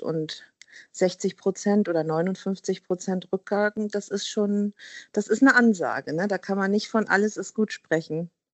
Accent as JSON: {"language": "German", "region": "Hamburg", "country": "Germany", "said": "ich bin Hamburgerin, ne, eine, eine waschechte Hamburgerin"}